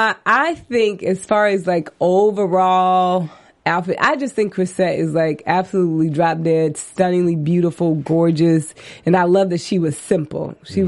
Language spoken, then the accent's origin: English; Texas, United States; because I'm from Texas.